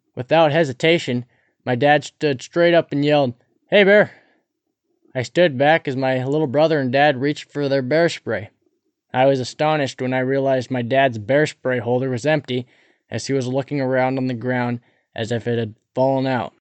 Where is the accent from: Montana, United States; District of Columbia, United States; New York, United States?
Montana, United States; Cabinet Mountains; Growing up near the Cabinet Mountains